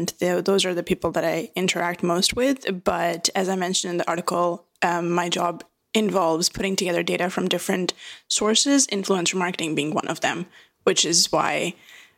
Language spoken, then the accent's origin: English; Dubai, United Arab Emirates; moved away as an adult; also born or lived in India / Sydney, Australia / Singapore; now in Vancouver, Canada; I was raised in Dubai. I was born in bred Dubai.